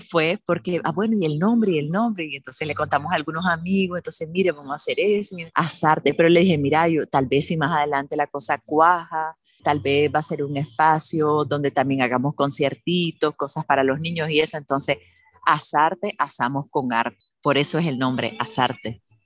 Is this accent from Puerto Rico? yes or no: no; Managua, Nicaragua; moved away as an adult; now in Granada, Nicaragua; soy nicaragüense, Managua, pero vivo hace unos años en Granada